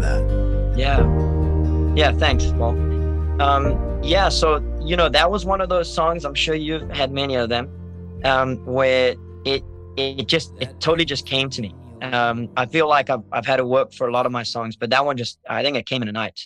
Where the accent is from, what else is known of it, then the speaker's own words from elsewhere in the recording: South Africa; also born or lived in Kentucky, United States / Minnesota, United States; now in Hawaii, United States; growing up in South Africa